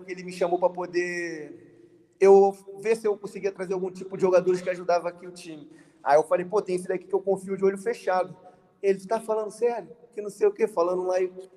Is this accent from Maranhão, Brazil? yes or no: no; Rio de Janeiro, Brazil; also born or lived in Belford Roxo; eu moro no Rio de Janeiro, nasci no Rio de Janeiro